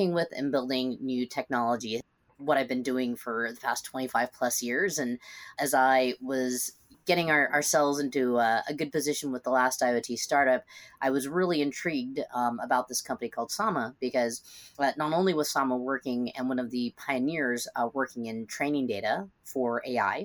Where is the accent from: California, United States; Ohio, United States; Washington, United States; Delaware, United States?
Washington, United States; Seattle; now in San Francisco Bay Area, United States; I'm originally from Seattle, so not too far away